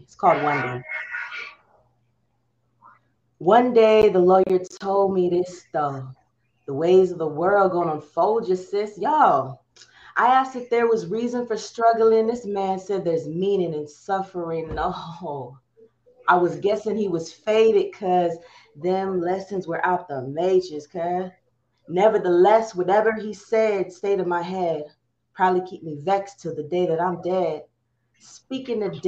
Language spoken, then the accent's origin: English; Chino, California, United States; also born or lived in Compton, California; my hometown is Chino. I mostly grew up there